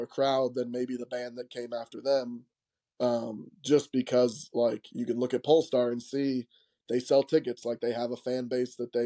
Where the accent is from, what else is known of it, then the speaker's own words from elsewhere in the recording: Annapolis, Maryland, United States; moved away; you're doing this in my hometown.